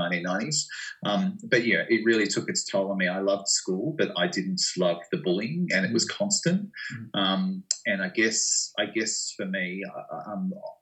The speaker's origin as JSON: {"language": "English", "town": "Geelong", "region": "Victoria", "country": "Australia", "tie": "born or raised there", "said": "I was working in schools in my hometown of Geelong"}